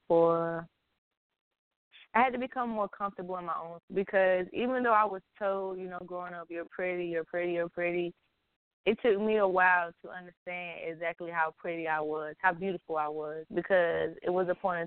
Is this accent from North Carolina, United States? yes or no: yes; New York, North Carolina, United States; also born or lived in Puerto Rico (ancestry); I'm full Puerto Rican. My mother is Puerto Rican. My father is Puerto Rican. Grandparents are from Puerto Rico. But I moved from New York when I was 10 years old to North Carolina.